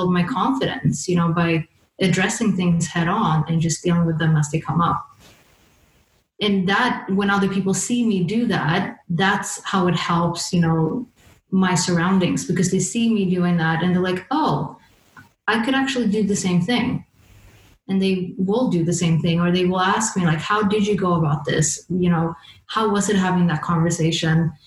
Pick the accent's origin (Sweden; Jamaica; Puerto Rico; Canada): Sweden; moved away as an adult; now in London, United Kingdom; growing up in Sweden